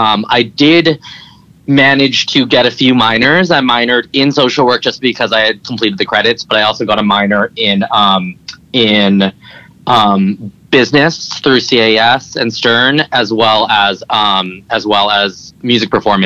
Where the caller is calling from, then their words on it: Los Angeles, California, United States; I am calling from sunny Los Angeles.